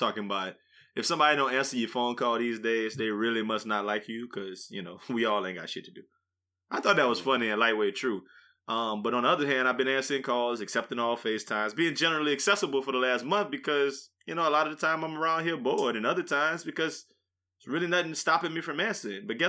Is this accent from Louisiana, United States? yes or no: yes; Louisiana, United States; I'm from Louisiana